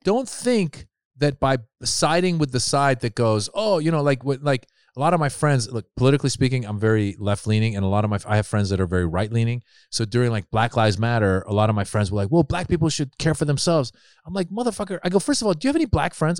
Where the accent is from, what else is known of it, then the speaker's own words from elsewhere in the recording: Marin, California, United States; also born or lived in Iran; we moved to Northern California. I grew up in Marin